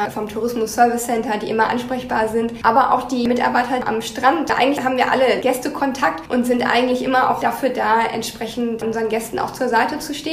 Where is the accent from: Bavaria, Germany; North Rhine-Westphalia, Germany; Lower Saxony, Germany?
Lower Saxony, Germany; Also ich komme eigentlich aus Niedersachsen und würde mich von daher schon auch als Norddeutsche sehen und habe mich sozusagen jetzt noch weiter in den Norden vorgearbeitet.